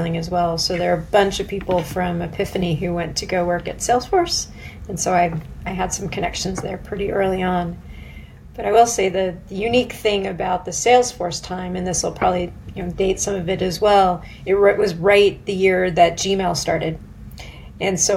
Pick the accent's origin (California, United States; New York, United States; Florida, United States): California, United States; Silicon Valley; moved away as an adult; also born or lived in San Diego / Boston / London; I grew up in Silicon Valley